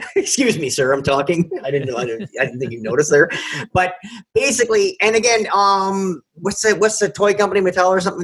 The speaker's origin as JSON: {"language": "English", "country": "Canada", "said": "we're just Canadian dumb Canadians"}